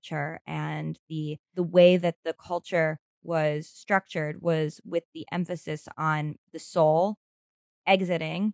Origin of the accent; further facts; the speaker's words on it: New York, United States; I grew up in New York